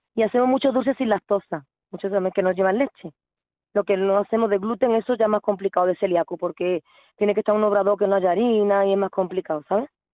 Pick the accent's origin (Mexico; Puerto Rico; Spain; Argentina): Spain; Yo soy española